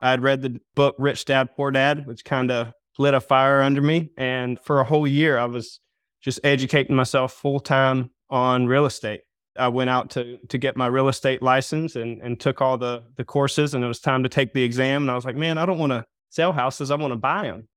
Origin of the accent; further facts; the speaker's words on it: Myrtle Beach, South Carolina, United States; I'm from Myrtle Beach area.